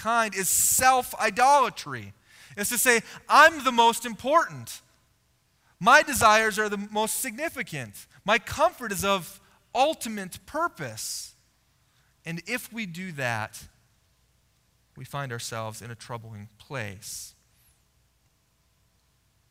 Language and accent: English; United States; as an American living in the late 1900s and early 2000s